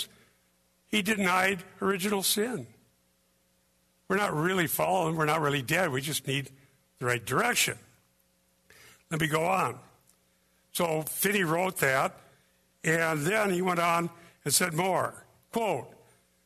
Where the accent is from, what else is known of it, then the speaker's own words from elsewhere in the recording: Iowa, United States; I was born in Iowa